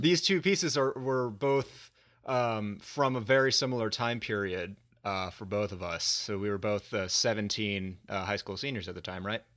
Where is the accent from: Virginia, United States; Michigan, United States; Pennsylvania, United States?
Virginia, United States; also born or lived in Dallas, Texas; I had to transfer colleges back to my home state of Virginia